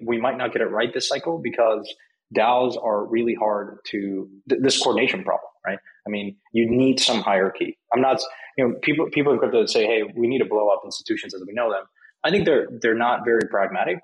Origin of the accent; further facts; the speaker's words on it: Mexico; I'm from Mexico. I grew up there.